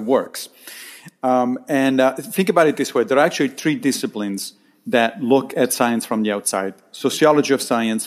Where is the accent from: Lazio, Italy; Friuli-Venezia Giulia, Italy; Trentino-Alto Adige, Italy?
Lazio, Italy; Rome; moved away as an adult; also born or lived in Monrovia, Liberia; now in New York, United States; I grew up in Rome, in Italy. And then I moved to the United States when I was 26